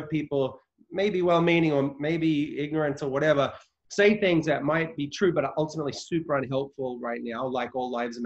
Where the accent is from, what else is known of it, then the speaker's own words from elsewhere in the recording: Australia; moved away as an adult; now in United States; I was born in Australia. I've lived in the US. I'm a US citizen now, but I've only lived here these last 10 years.